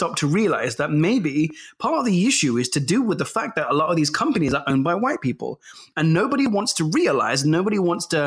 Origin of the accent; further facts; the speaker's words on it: Leicester, East Midlands, United Kingdom; I'm from Evington